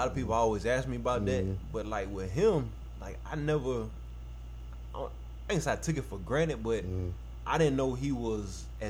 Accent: Forest Park, Georgia, United States; Because, you know, I'm coming from Clayton County. I'm coming from Forest Park.

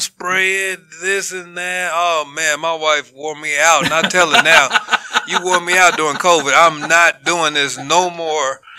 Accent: United States; I was born in America

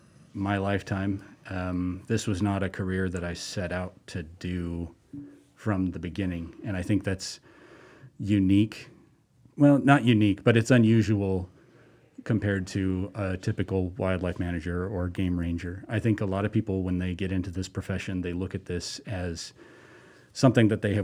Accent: Montana, United States; born there; also born or lived in Colorado; I moved here from Colorado, and I'm slowly migrating south. I was born in Montana

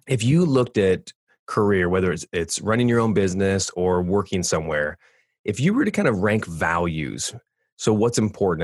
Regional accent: California, United States; moved away as an adult; now in Michigan, United States; I grew up in California 38 years, and I moved out yeah. to Michigan

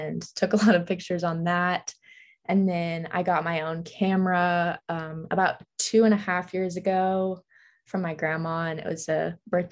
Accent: Nashville, Tennessee, United States; moved away as an adult; now in Kentucky, United States; I'm from Nashville, Tennessee.

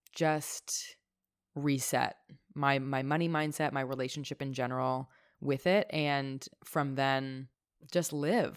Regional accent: Toronto, Ontario, Canada; having family growing up in Toronto. I'm so grateful to have been brought up here.

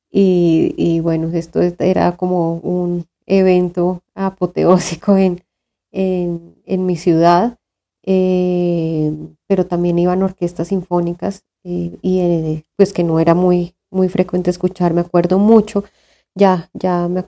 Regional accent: Tunja, Boyacá, Colombia; born there; yo nací en Tunja eh, y pues mis padres eh, tuvieron el interés, afortunadamente, de, de llevar mi educación por por los caminos de la cultura

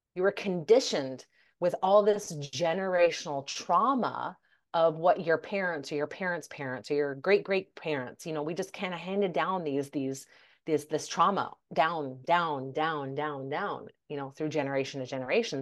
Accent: United States; also born or lived in Denmark; majority of my life was, I was raised in, I was lived in the U S

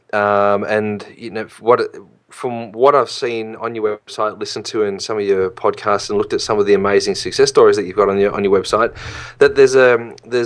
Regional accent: Australia; I'm an Australian in Australia

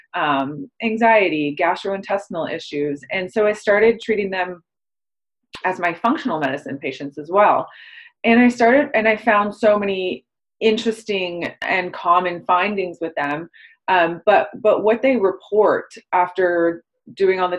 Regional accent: Toronto, Ontario, Canada; I'm from Toronto

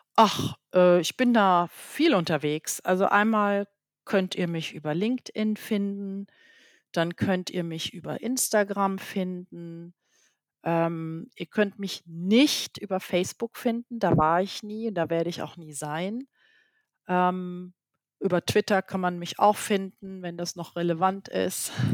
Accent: Germany; moved away; als Deutsche oder als Nicht-Franzose

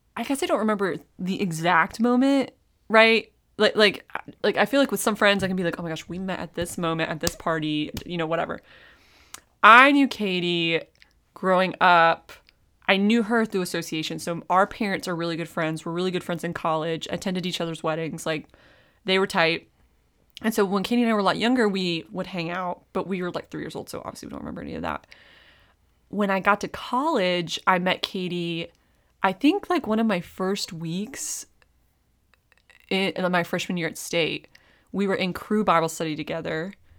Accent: Raleigh, North Carolina, United States; I grew up in Raleigh

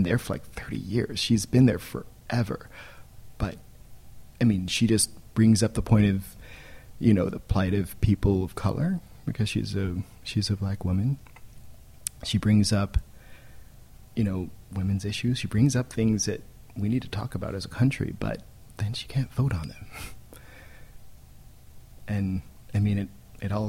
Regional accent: Takoma Park, Maryland, United States; moved away; also born or lived in Washington, D.C.; I was born in D.C. proper and moved out when I was 4. And I was raised in Tacoma Park, Maryland

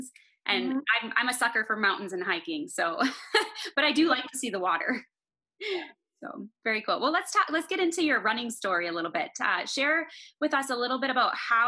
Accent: Minnesota, United States; moved away as an adult; now in Colorado, United States; I'm native Minnesotan. We just moved to Colorado recently

